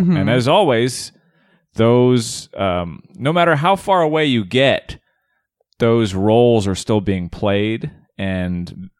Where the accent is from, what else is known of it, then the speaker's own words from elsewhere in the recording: Arizona, United States; See, I'm from Arizona.